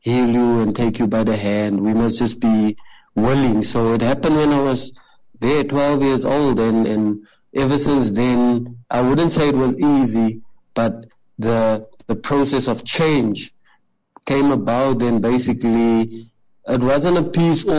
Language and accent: English; Gqeberha, Eastern Cape, South Africa; I grew up in a very impoverished community in PEE, well, now Kaberga, in Shorterville